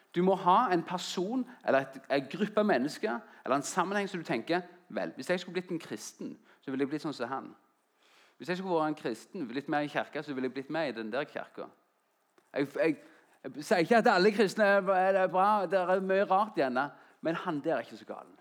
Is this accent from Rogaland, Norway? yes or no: yes; Jæren, Rogaland, Norway; moved away as an adult; also born or lived in Oslo / Grimstad; jeg kom fra Jæren, en liten plass etter Klepp. og Så flytta jeg til Oslo for å studere